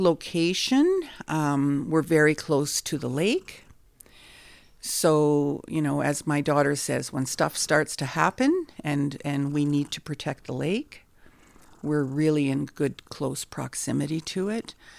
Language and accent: English; Nipigon, Ontario, Canada; I'm from the Red Rock Indian Band, and I'm happy to call this sacred land Nippin